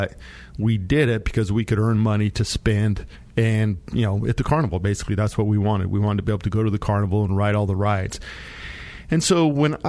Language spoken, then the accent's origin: English; Monte Vista, Colorado, United States; I grew up down in Monta Vista in the San Luis Valley